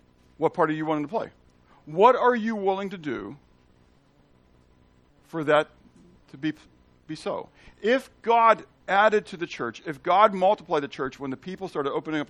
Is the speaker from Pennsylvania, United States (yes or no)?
yes; Pittsburgh, Pennsylvania, United States; And I'm from Pittsburgh. Okay? I'm from Pennsylvania